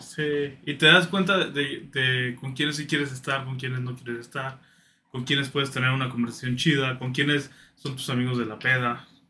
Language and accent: Spanish; Mexico; crecer en un, en una casa que, pues, como muchos mexicanos, güey, que son católicos conservadores